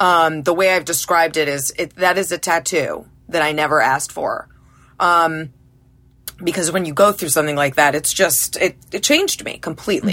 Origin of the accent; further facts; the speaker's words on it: Massachusetts, United States; also born or lived in Carlsbad, California; now in Connecticut, United States; I grew up in Massachusetts